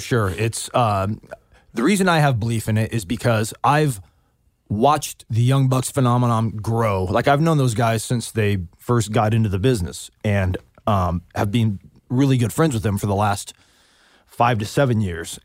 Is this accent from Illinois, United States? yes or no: no; Southern California, United States; we're all from SoCal, got our start in SoCal, Southern California